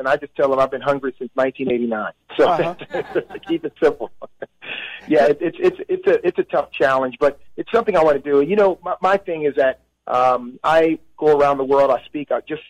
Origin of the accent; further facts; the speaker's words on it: Birmingham, Alabama, United States; moved away; Yeah, I was born in Birmingham, and my mother was born in Gadsden, Alabama. Father, Montgomery, and our whole family was from Alabama. So I'm from the South.